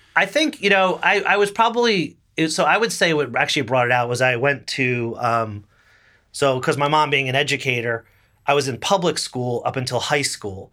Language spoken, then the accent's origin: English; Little Falls, New Jersey, United States; moved away as an adult; also born or lived in Boston; now in New York, United States; I grew up twelve miles away, roughly, in Little Falls, New Jersey